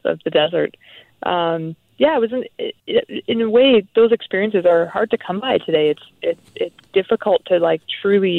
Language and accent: English; outside Guelph and Erin, Ontario, Canada; moved away; I grew up outside Guelph and Erin in small town Ontario, rural Ontario